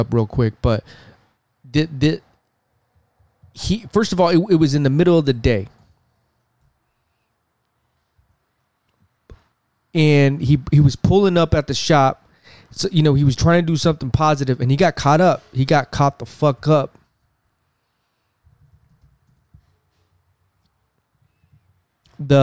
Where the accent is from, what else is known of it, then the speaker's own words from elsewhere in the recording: West Coast, United States; I'm not from the South. I'm from the West Coast.